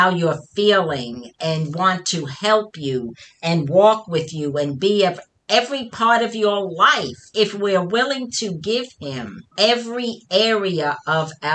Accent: New York, United States; accent: New York; my New York accent

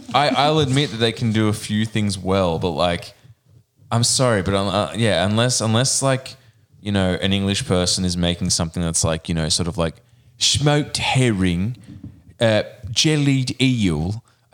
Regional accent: Maine, United States; I'm from Maine and we put tomato squash on everything.

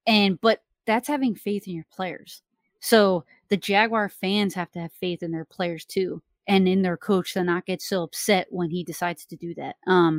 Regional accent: New Jersey, United States; But because I'm like from South Jersey and I grew up, like my whole family were Eagles fans

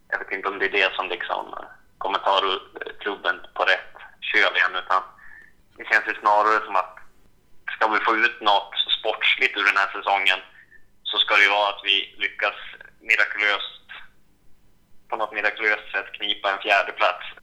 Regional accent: Sweden; Som svensk vill man ju såklart eh, se Zlatan

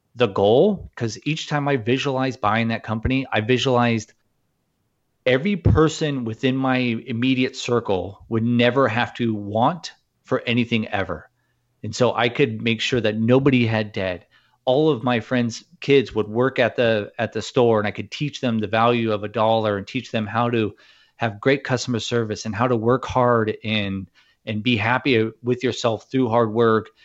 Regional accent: Newport Beach, California, United States; born or raised there

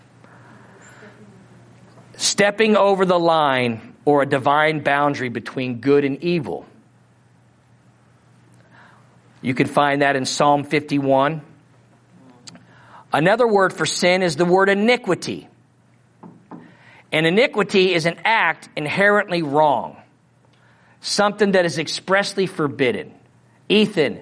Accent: Missouri, United States; accent: Missouri; my Missouri accent

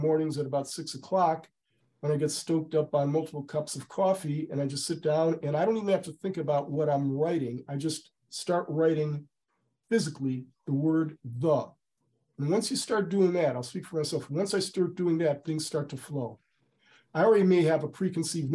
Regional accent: Cleveland, Ohio, United States; my hometown of Cleveland

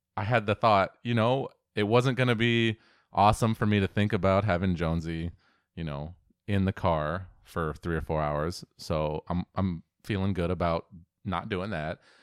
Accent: Auburn, Washington, United States; growing up in Auburn, Washington

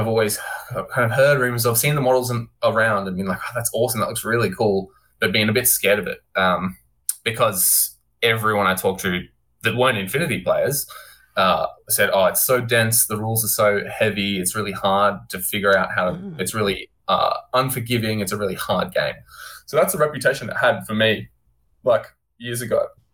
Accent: Warrnambool, Victoria, Australia; also born or lived in Queensland; now in Melbourne, Australia; I've been living in Melbourne for the last 10 years, sort of. Australian boy, traveled around a bit while I was born in Warrnambool Hospital

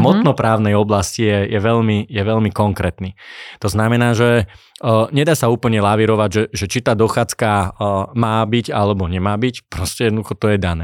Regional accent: Slovakia

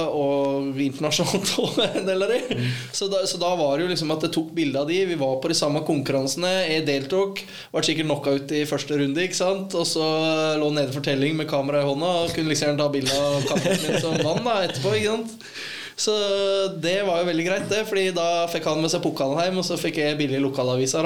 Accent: Ål, Buskerud, Norway; hjemme på Ål

